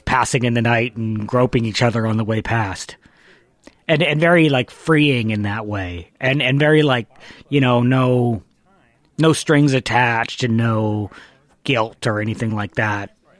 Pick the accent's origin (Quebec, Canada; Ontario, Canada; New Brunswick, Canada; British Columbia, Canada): British Columbia, Canada; Vancouver; now in Toronto, Canada; I live in Toronto. I'm from Vancouver originally.